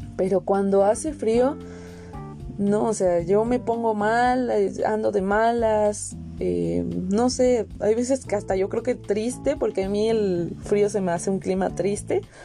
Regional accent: Veracruz, Mexico; vengo de Veracruz y allí es una zona caliente

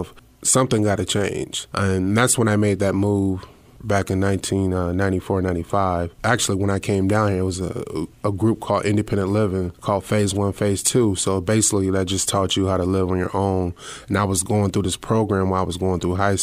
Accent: Fort Dodge, Iowa, United States; moved away; growing up in Fort Dodge

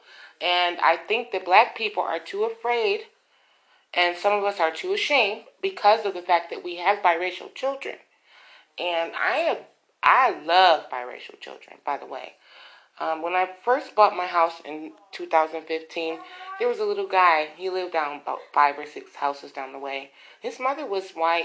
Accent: United States; we still know that we are American women

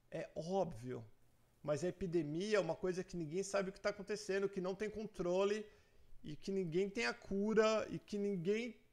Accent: Dourados, Mato Grosso do Sul, Brazil; Sou de Dourados, Mato Grosso do Sul.

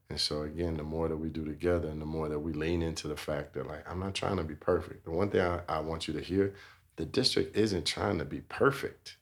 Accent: Chicago, Illinois, United States; now in Denver, United States; I grew up in Chicago, Illinois

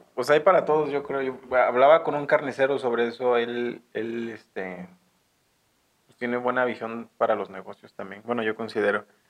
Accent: Guadalajara, Jalisco, Mexico; now in San Francisco del Rincón, Mexico; yo soy de Guadalajara, Jalisco

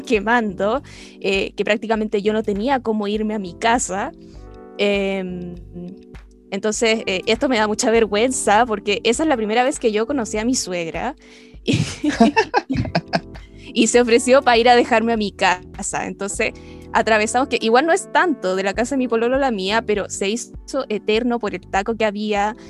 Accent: Chile; nosotros como chilenos y chilenas

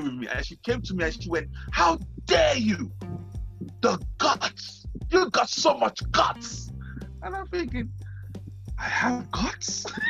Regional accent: Nigeria; I grew up in Nigeria

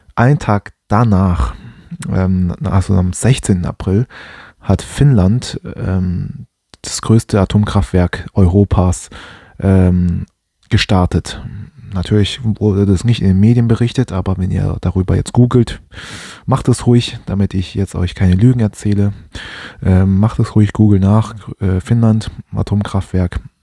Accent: Germany; Ich bin hier in Deutschland groß geworden

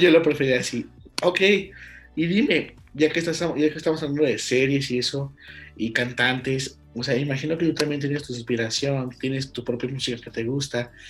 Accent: León, Guanajuato, Mexico; soy de León.

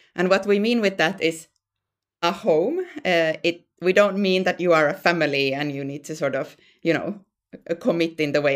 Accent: Finland; moved away as an adult; now in Sweden; I'm from Finland originally, and then I moved, um, to Sweden

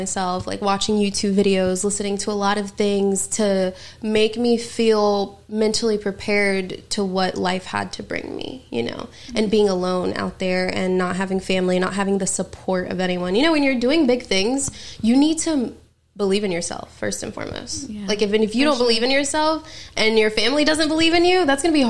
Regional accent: North Carolina, United States; moved away as an adult; now in Los Angeles, United States; Yeah, so basically we're from North Carolina, and so I lived here all my life

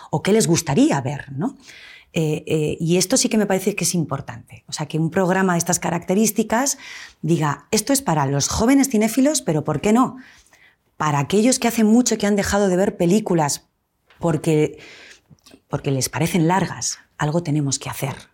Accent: Cantabria, Spain; yo soy cántabra.

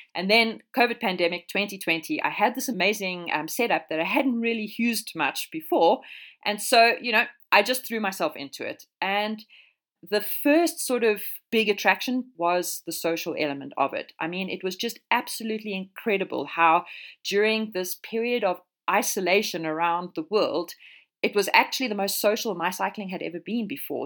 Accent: South Africa; moved away as an adult; now in Europe; I am South African

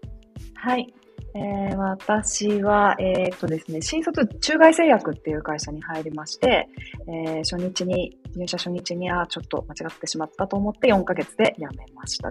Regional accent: Hachinohe, Aomori, Japan; now in Hokkaido, Japan; 私も大和さんと同じ青森県なんですけど私八戸市っていうところで私たちはスケートだったんですよね。

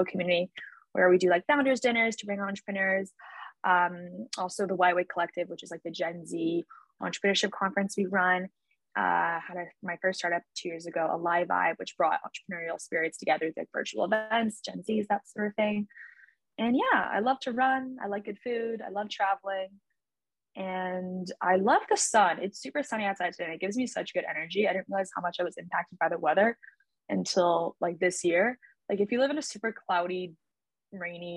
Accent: Hong Kong; moved away as an adult; also born or lived in Shanghai, China; now in Paris, France; I was born and brought up in Hong Kong

